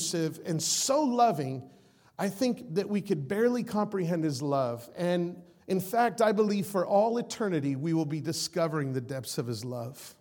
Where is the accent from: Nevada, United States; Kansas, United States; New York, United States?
Nevada, United States; Las Vegas; I'm from Las Vegas